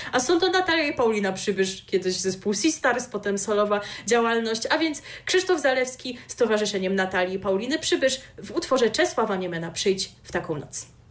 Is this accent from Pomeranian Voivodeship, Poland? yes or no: yes; Pomeranian Voivodeship, Poland; jestem z Pomorza